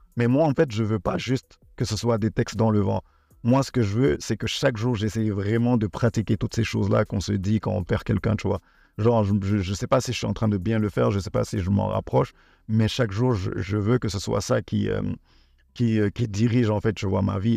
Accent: Senegal; also born or lived in Benin; je suis béninois, mais j'ai grandi et je vis actuellement au Sénégal.

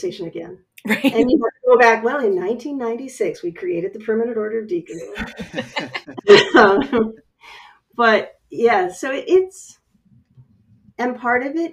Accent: West Coast, United States; I come from the West Coast

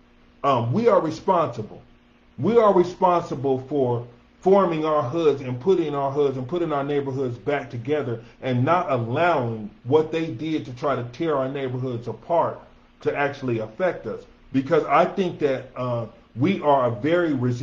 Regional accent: Denver, Colorado, United States; born or raised there

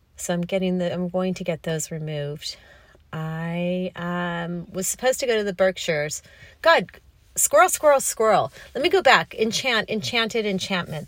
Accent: Los Angeles, California, United States; moved away as an adult; also born or lived in New York City; I grew up on the Pacific Ocean, even though I'm a California girl

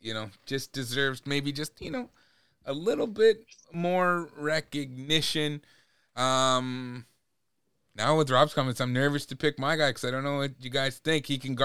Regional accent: Masset, British Columbia, Canada; It's …. I'm from Massett.

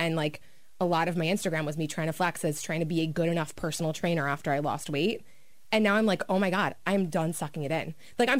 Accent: Miami, Florida, United States; moved away as an adult; now in South Jersey, United States; I'm from Miami, right?

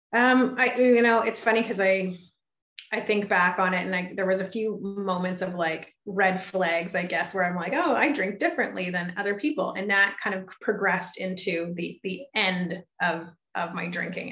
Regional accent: Belleville, Ontario, Canada; also born or lived in Toronto, Canada; now in Ottawa, Canada; I'd run myself out of Belleville

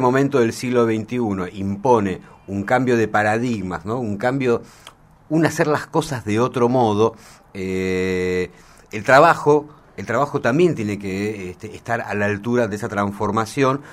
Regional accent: Argentina

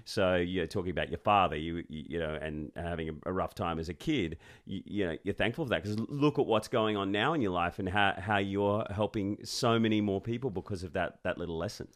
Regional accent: Sydney, New South Wales, Australia; I grew up in Sydney and my dad made me play rugby league.

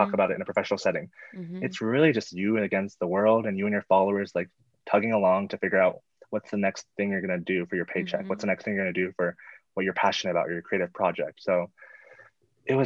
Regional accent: United States; I'm Asian American

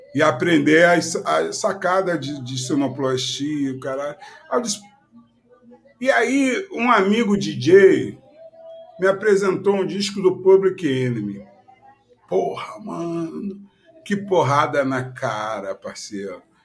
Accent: Rio de Janeiro, Brazil; Quando eu morava lá na Ilha do Governador, no Morro do Dendê, onde eu nasci

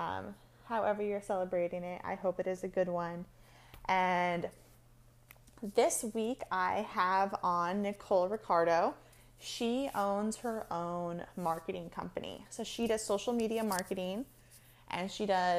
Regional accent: California, United States; I grew up in California, like 30 minutes from the beach

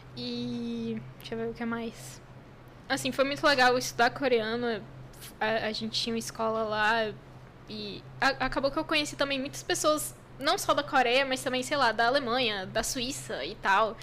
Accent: Brazil; eu fiquei a única brasileira lá na escola

